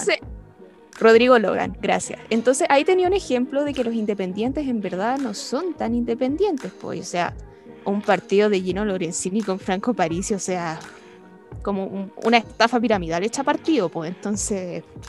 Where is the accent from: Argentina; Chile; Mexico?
Chile; nosotros como chilenos y chilenas